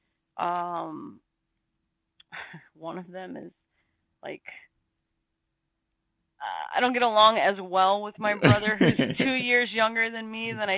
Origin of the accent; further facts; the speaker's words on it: Texas, United States; I've born and raised in Texas